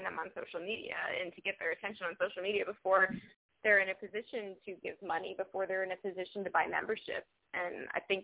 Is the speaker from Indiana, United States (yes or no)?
yes; Indiana, United States; moved away; I'm from Indiana